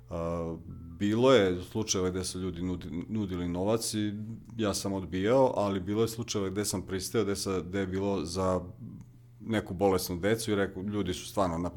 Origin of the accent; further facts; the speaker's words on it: Rakovac, Vojvodina, Serbia; dolazim iz, tu sam komšija, iz Rakovca, malo fruškogorsko mesto, na, na, na padina Fruške gore